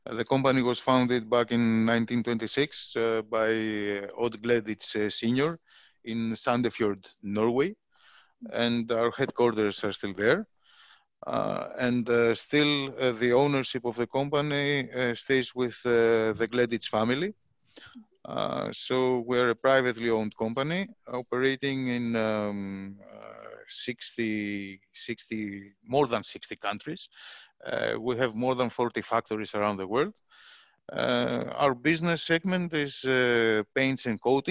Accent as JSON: {"language": "English", "country": "Greece", "moved": "as an adult", "lives_now": "Philippines", "said": "I'm from Greece"}